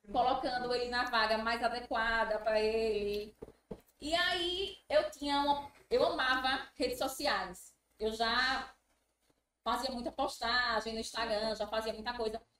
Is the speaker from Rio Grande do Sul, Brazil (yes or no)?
no; Itabaiana, Sergipe, Brazil; nasci em Itabaiana, morei a vida toda em Itabaiana.